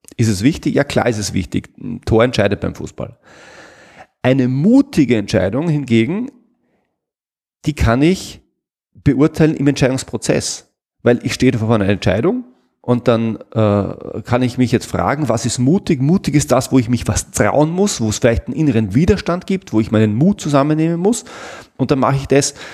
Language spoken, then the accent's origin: German; Salzburg, Austria; ich komme aus Salzburg